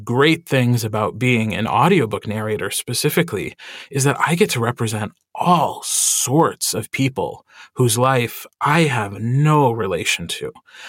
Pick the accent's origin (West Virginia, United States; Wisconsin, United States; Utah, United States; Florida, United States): Wisconsin, United States; accent: Wisconsin; And also because I'm from Wisconsin, the first thing I had to do when I wanted to perform or sing was get rid of my own accent.